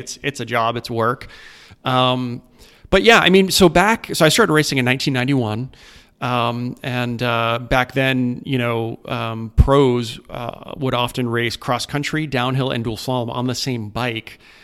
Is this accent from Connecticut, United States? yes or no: yes; East Lyme, Connecticut, United States; I grew up in a little town called East Lyme, Connecticut.